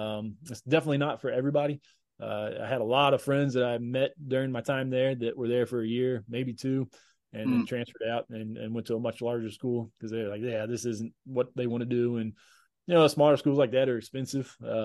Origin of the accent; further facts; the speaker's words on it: Johnson City, Tennessee, United States; born there; it was at East Tennessee State University in Johnson City, Tennessee, which is where I was born in Tennessee and where my mom grew up.